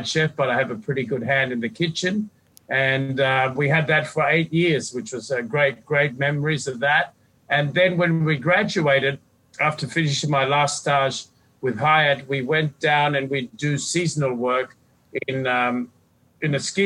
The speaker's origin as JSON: {"language": "English", "country": "Fiji", "tie": "born or raised there", "also_born_or_lived": "Australia / Sydney, Australia", "moved": "yes", "lives_now": "Punta Mita, Mexico", "said": "I was born and brought up in the Fiji Islands just over 50 years ago, educated in Australia"}